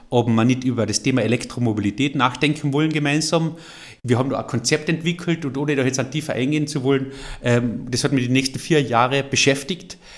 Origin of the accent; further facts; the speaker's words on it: Carinthia, Austria; Und an dem müssen wir arbeiten als Kärntner.